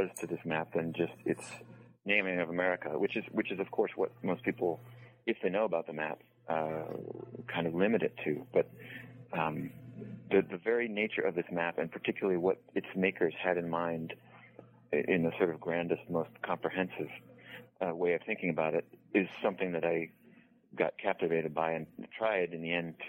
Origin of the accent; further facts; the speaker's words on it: New England, United States; I grew up in New England, roughly speaking, and I went to college at the University of Virginia